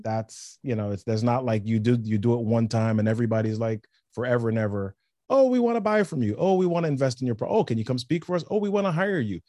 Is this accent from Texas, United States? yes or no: no; New York City, New York, United States; I grew up in the Bronx, New York City, Yankees fan